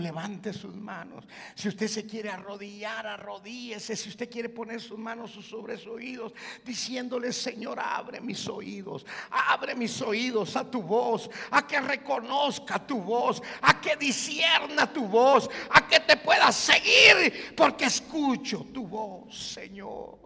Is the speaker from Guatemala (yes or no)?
yes; Guatemala; moved away; yo soy de Guatemala